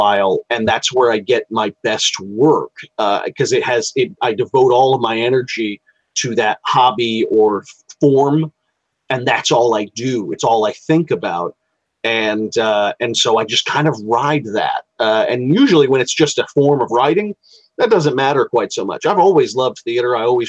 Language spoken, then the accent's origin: English; Savannah, Georgia, United States; I'm from Savannah. At least that's what I say because I'm an Army brat. And I settled down there when I was 23, and my mother and father had met there and got married there.